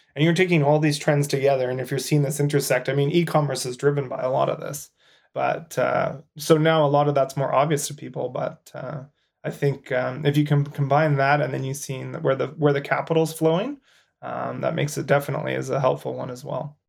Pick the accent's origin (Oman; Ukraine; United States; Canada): Canada; As a Canadian